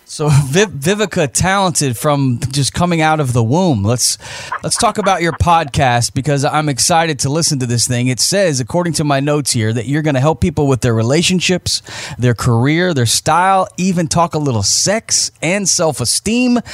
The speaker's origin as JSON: {"language": "English", "region": "Florida", "country": "United States", "tie": "born or raised there", "also_born_or_lived": "Lafayette, Indiana", "said": "I didn't grow up there, but I was born there. I really grew up in Florida"}